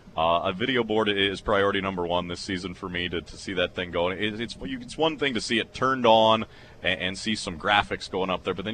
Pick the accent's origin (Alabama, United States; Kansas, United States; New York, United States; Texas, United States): Kansas, United States; now in Arkansas, United States; We go to Wichita, back home in my home state for me